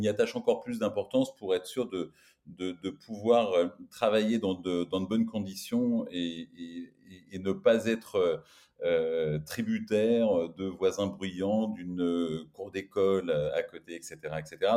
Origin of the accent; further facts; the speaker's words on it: France; on est français